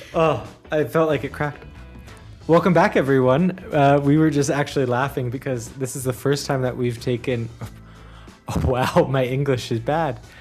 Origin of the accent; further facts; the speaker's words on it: United States; being American and having grown up, um, in the U S